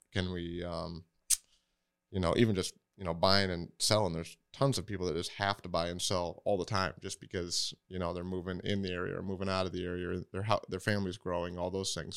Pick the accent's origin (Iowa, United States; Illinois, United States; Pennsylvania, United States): Iowa, United States; Waterloo; also born or lived in Pella, Iowa; from the area, I grew up in Waterloo